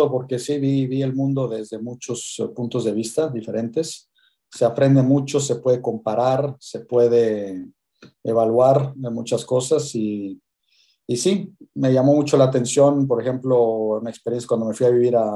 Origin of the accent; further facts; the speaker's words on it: Mexico; moved away; also born or lived in Switzerland; Hace 25 años salí de México. En el 97 me fui, me fui de México.